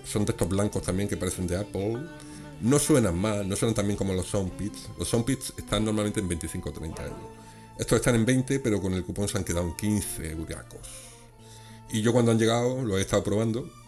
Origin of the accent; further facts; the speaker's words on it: Granada, Andalusia, Spain; A pesar de ser de aquí de mi tierra